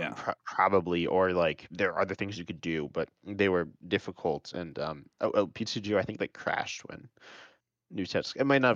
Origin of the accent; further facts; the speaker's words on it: United States; We're both American, so we both like really mainly know Americans.